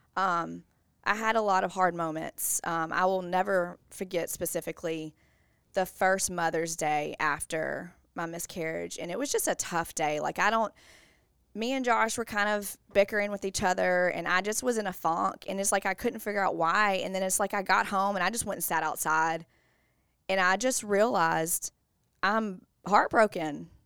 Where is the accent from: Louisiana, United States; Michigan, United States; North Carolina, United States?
Louisiana, United States; Bossier City; I'm from Bossier, born and raised